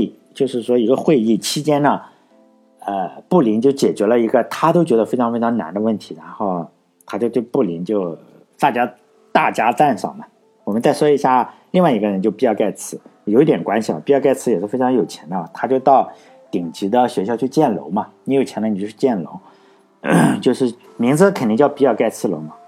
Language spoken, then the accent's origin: Chinese; Laiwu, Shandong, China; 像我老家来五，一个都没有嘛